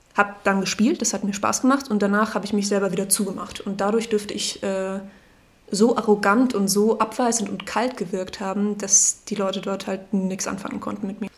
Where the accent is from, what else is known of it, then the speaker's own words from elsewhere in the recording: Salzburg, Austria; moved away as an adult; now in Memmingen, Germany; ich ähm, komme aus Salzburg in Österreich